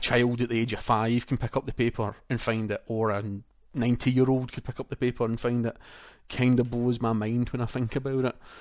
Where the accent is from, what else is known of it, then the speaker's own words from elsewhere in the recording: Scotland, United Kingdom; accent: Scottish; the translator didn't understand me because it was that Scottish, so the P R person had to translate my Scottish to them in English